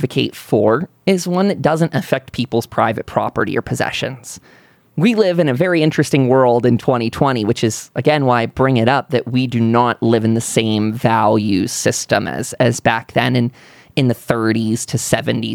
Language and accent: English; United States; As an American patriot